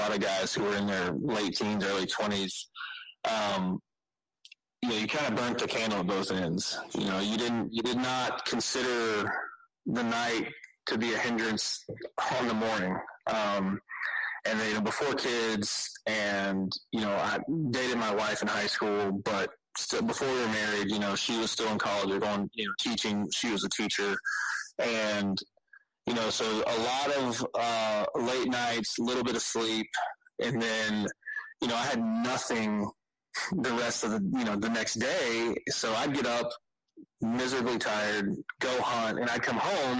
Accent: Beaumont, Texas, United States; I grew up here in Beaumont, Texas, Southeast Texas

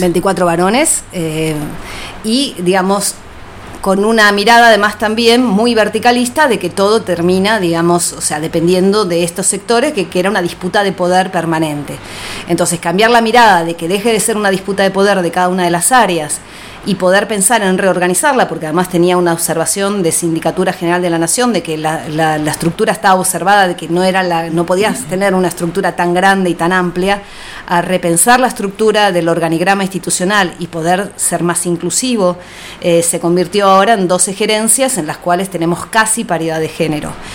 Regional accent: Ciudad Evita, Buenos Aires Province, Argentina; Nací en Capital Federal, eh, allá en 1967

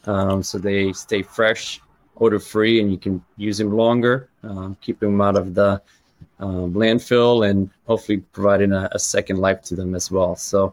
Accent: New Hampshire, United States; moved away as an adult; also born or lived in Stockholm, Sweden / Malmö, Sweden; now in Beaufort, United States; I was born in Stockholm, Sweden. So that's where my roots are. My dad's a New Yorker, so we ended up moving to the States when I was six. So I grew up in New Hampshire, up in New England.

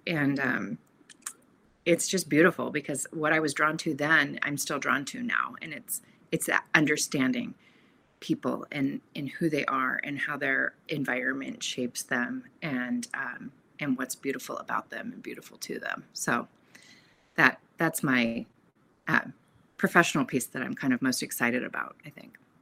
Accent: Portland, Oregon, United States; moved away as an adult; also born or lived in California; I was born in Portland, Oregon, and, and raised in a loving Catholic home.

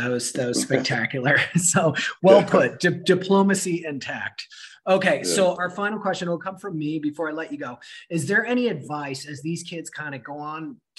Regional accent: Las Vegas, Nevada, United States; I'm from Las Vegas

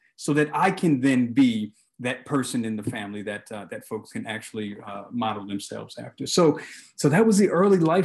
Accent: Baltimore, Maryland, United States; I grew up in Baltimore City, and I grew up with my mother and kind of this extended family with aunts and grandparents

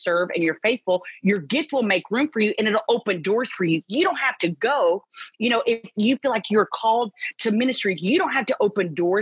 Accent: Texas, United States; I'm from Texas

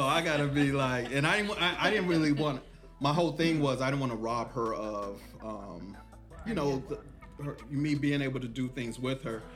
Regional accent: Killeen, Texas, United States; out here in Killeen, Texas, my hometown.

